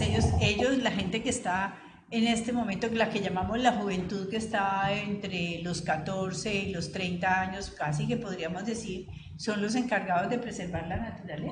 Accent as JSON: {"language": "Spanish", "town": "Cali", "region": "Valle del Cauca", "country": "Colombia", "moved": "as an adult", "said": "viví tantos años por fuera de Cali que cuando yo me fui de Cali, la Topa Tolondra no existía"}